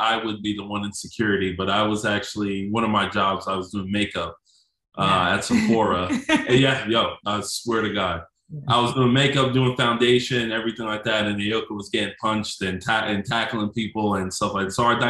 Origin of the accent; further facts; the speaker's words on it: New York City, New York, United States; moved away as an adult; now in Chattanooga, United States; I grew up in Brooklyn, New York, big city, skyscrapers.